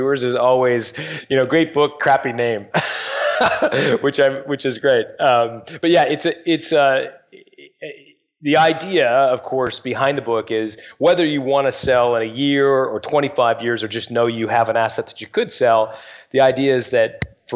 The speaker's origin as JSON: {"language": "English", "country": "Canada", "tie": "born or raised there", "also_born_or_lived": "England", "said": "I was born there, and I moved when my parents were 5. I moved when I was 5, and my parents moved us as a family. They emigrated"}